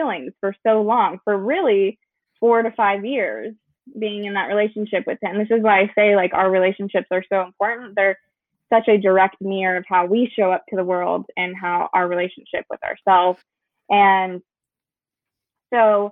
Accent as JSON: {"language": "English", "region": "Idaho", "country": "United States", "tie": "born or raised there", "moved": "as an adult", "lives_now": "Texas, United States", "said": "I'm actually from Idaho, so that's where I was born. We moved to Texas"}